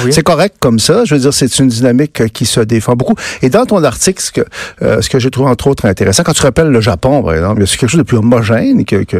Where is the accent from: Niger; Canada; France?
Canada; Saguenay, Quebec; je viens du Saguenay